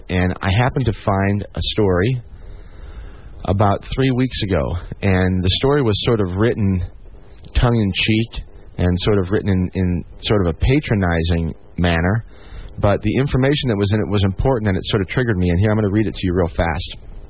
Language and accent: English; Rockford, Illinois, United States; my hometown of Rockford, Illinois.